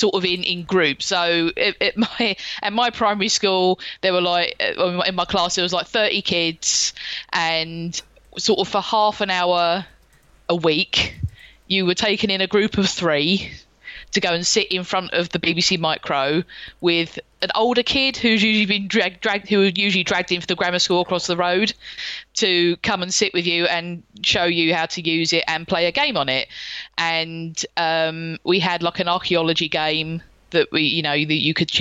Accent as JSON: {"language": "English", "region": "London", "country": "United Kingdom", "tie": "born or raised there"}